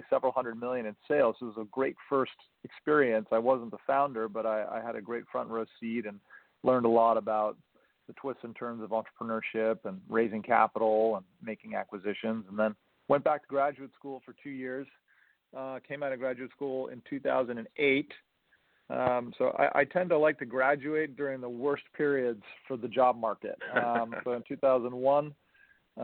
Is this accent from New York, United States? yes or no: yes; New York, United States; I was born and raised in New York